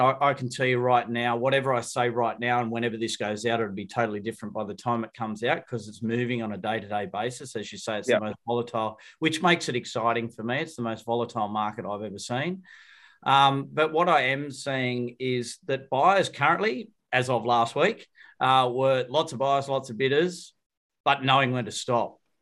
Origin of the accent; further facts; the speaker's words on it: Wollongong, New South Wales, Australia; I'm from Wollongong